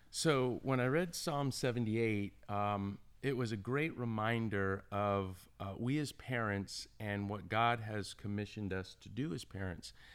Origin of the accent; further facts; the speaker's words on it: Orlando, Florida, United States; also born or lived in Hollywood, Florida; from Orlando, Florida